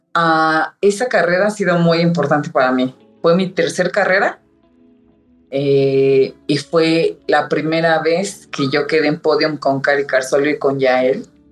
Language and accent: Spanish; Ecatepec, State of Mexico, Mexico; Los dos somos de Catepec